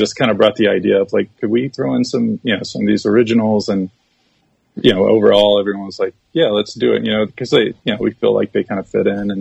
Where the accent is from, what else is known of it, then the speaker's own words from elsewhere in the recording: Texas, United States; growing up in Texas and living in Central Texas